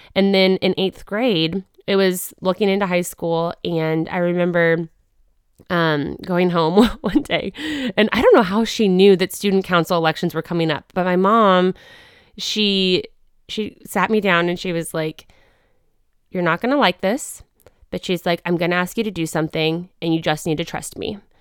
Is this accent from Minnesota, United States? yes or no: no; Wichita, Kansas, United States; also born or lived in Arkansas; I was born in Arkansas, but grew up in Wichita, Kansas